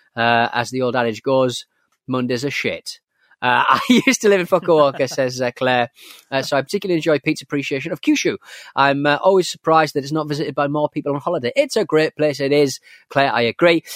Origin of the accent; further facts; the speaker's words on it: North East England, United Kingdom; was from the northeast of England